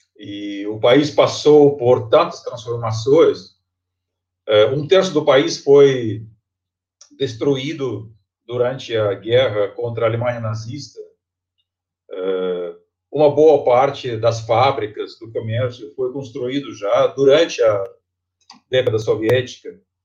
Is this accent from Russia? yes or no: yes; Tomsk, Tomsk Oblast, Russia; Portuguese is a second language; moved away as an adult; now in Brazil; eu sou da Sibéria. Eu, eu nasci uma cidade chamada Tomsk